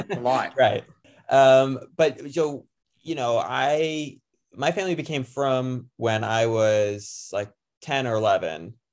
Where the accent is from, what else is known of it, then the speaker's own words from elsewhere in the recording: United States; as an American growing up watching the Olympics